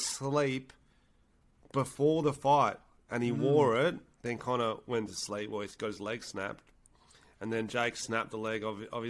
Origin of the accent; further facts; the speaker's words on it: St. George Illawarra, New South Wales, Australia; St. George Illawarra Dragons, so my hometown team